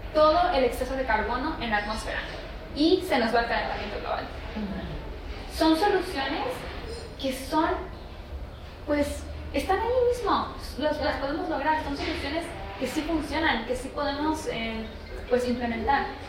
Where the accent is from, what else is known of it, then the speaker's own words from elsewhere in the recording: Laguna de Chignahuapan, State of Mexico, Mexico; donde yo vengo tenemos la laguna de Chumariapan que hoy en día es área protegida por el labor de mis papás